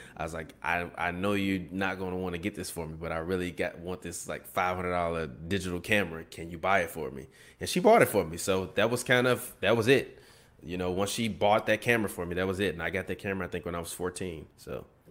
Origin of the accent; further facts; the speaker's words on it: Chicago, Illinois, United States; we grew up on the South Side